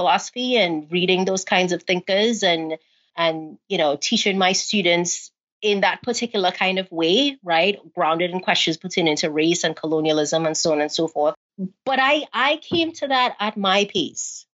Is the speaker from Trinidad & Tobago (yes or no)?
yes; Trinidad & Tobago; accent: Trini; moved away; my non-American accent